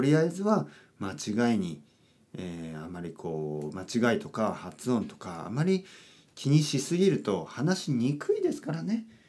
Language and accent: Japanese; Japan; first language Japanese; 僕は日本人です。